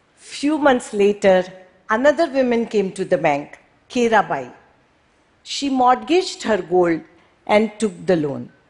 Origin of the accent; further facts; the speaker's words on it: Mumbai, Maharashtra, India; moved away as an adult; I was born and brought up in Mumbai